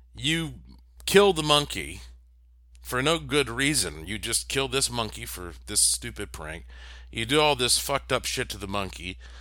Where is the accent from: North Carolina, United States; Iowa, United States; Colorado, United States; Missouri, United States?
North Carolina, United States; Asheville; I grew up in Asheville, North Carolina